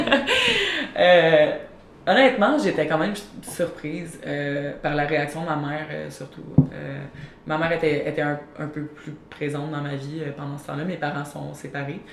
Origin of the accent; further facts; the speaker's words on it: near Montreal, Quebec, Canada; also born or lived in Eastern Townships, Quebec; j'ai grandi sur une ferme dans les cantons de l'Est. Euh, j'ai toujours été entourée par des animaux, j'ai toujours euh, adoré les chiens surtout. Puis dans le fond, vers l'âge de 8 ans, euh, on a quitté la ferme, on a déménagé plus près de Montréal